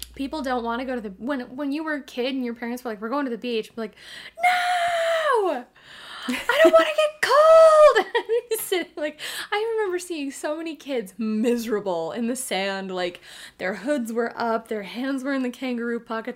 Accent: Oregon, United States; we're from Oregon

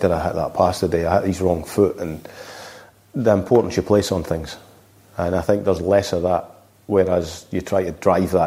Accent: Scotland, United Kingdom; I'm being Scottish

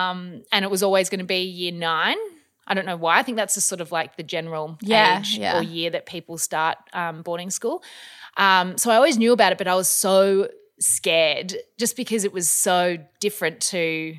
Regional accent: Australia; also born or lived in Melbourne / Newman, Western Australia; I grew up sort of all over Australia. I was born in Melbourne.

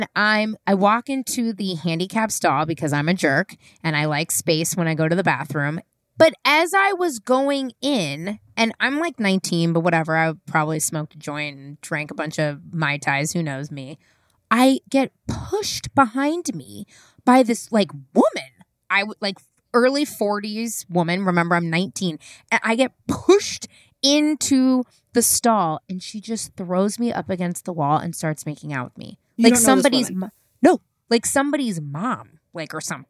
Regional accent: San Francisco, California, United States; also born or lived in New York City; I'm born and raised in San Francisco

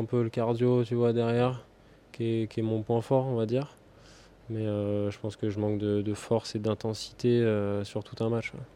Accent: Saint-Germain-lès-Corbeil, Île-de-France, France; moved away as an adult; also born or lived in Cap d'Agde; J'ai commencé vers 3-4 ans à Saint-Germain-les-Corbeilles, en région parisienne

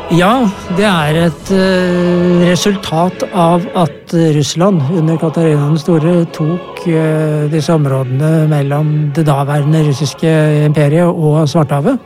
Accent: Norway; jeg kommer fra Norge

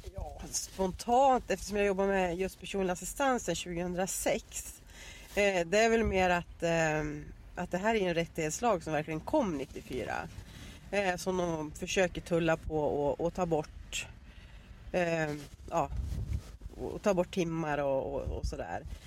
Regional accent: Arbrå, Gävleborg County, Sweden; moved away as an adult; now in Dalarna, Sweden; jag eh, är uppvuxen, jag är ju född i Arbro, Bollnäs kommun i Hälsingland

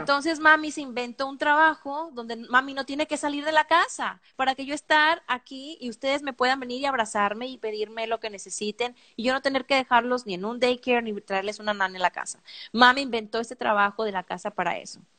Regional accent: Mexico; somos mexicanas

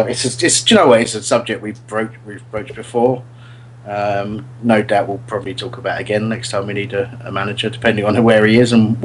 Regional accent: Australia; That's me being Australian.

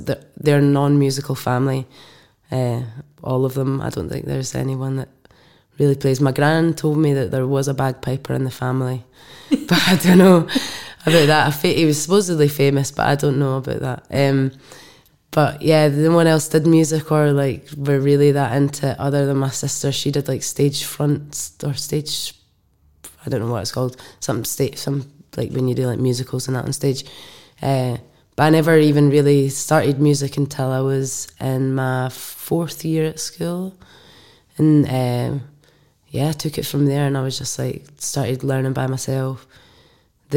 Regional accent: Clackmannanshire, Scotland, United Kingdom; also born or lived in Alloa / Tillicoultry / Tullibody; Clackmannanshire. So I was kind of, like, dotted all over, like, sometimes Tullabuddy or Alloa or Tillicoutry as well

